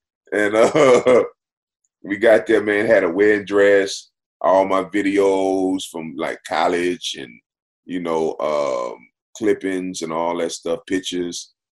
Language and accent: English; Missouri, United States; now in Los Angeles, United States; Oh, man, it was crazy, man, because we came from Missouri, man.